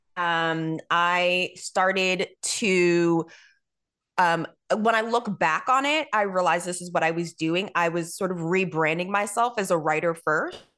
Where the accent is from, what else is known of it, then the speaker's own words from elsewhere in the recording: New York, United States; I'm from New York